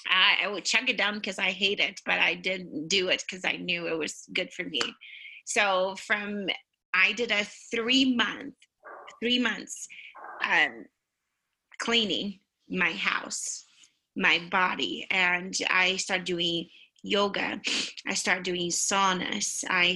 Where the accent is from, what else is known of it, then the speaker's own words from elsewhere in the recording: Brazil; now in United States; I am from Brazil, but for heaven's sakes, I hate vegetables.